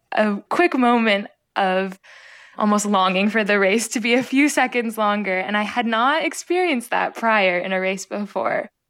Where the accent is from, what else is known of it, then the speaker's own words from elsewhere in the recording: Los Angeles, California, United States; also born or lived in Anabta, Palestine; I was born in sunny Los Angeles, California